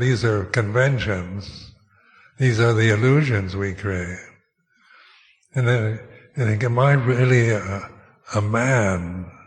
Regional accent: Seattle, Washington, United States; moved away; I was born in Seattle, Washington, United States. Is that my real home? I haven't lived there for 60 years

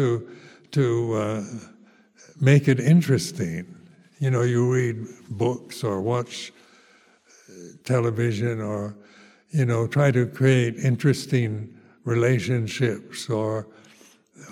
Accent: United States; moved away as an adult; also born or lived in Thailand; Being an American, the first foreigner in Lumpa Cha's Sangha

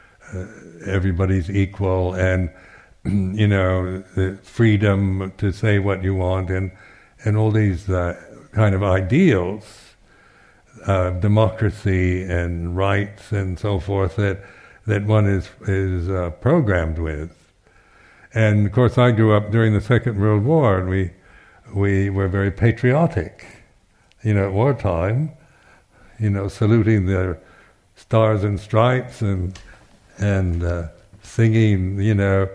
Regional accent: United States; now in United Kingdom; being American

